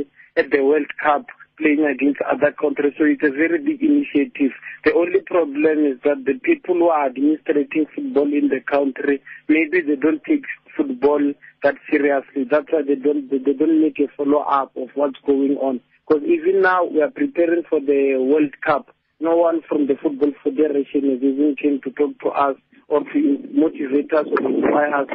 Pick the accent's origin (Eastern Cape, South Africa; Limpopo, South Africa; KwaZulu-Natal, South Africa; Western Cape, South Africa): Limpopo, South Africa; Musina; I'm from Messina. I was born in Messina and raised in Messina.